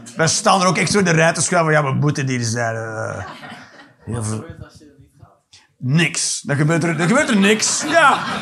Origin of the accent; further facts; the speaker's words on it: Flanders, Belgium; ik ben een Vlaming